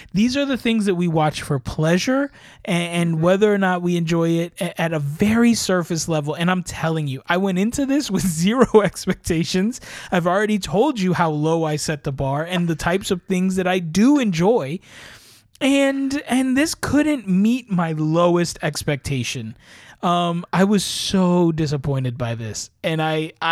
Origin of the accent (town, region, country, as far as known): United States